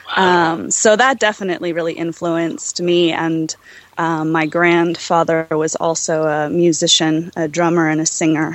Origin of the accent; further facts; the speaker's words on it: Los Angeles, California, United States; I grew up in Los Angeles